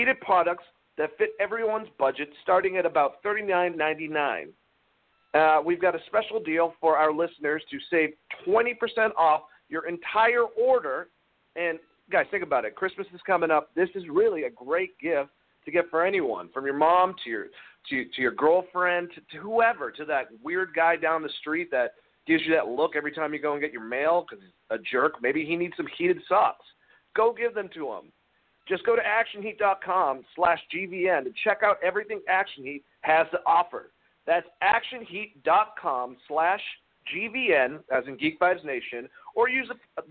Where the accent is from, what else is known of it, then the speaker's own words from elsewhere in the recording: Georgia, United States; I'm from Georgia